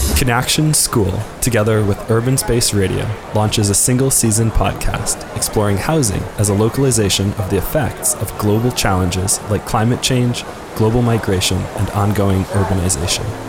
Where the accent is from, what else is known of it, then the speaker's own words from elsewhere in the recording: Mariupol, Donetsk Oblast, Ukraine; also born or lived in Kyiv, Ukraine / Denmark / Germany / Rotterdam, Netherlands; now in Amsterdam, Netherlands; I'm originally from Mariupol, from Ukraine, then we moved to Kiev